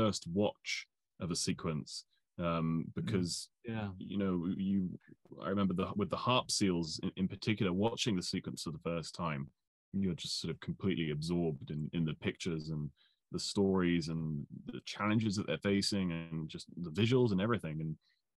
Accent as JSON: {"language": "English", "town": "Bristol", "region": "South West England", "country": "United Kingdom", "tie": "born or raised there", "said": "I grew up in Bristol in the southwest of England"}